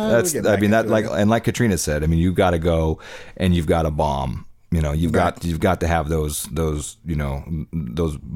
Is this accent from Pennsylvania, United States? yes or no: no; Tacoma, Washington, United States; that's just the Tacoma in me